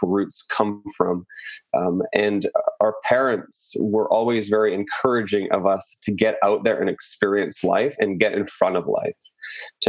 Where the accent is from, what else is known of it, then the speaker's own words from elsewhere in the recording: Chilliwack, British Columbia, Canada; moved away as an adult; also born or lived in France / Tofino / Vancouver; I was raised in Chilliwack, British Columbia